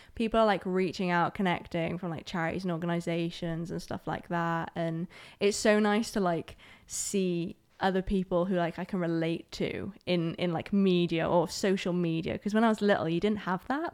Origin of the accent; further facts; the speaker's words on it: Aberdeen, Scotland, United Kingdom; also born or lived in Germany; So, I'm from Aberdeen. Um, I was originally born in Germany